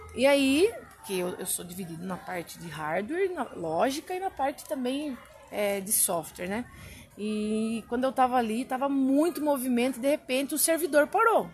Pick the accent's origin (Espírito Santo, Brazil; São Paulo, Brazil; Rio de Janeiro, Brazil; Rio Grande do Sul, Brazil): São Paulo, Brazil; Guareí; Eu sou de Guaraí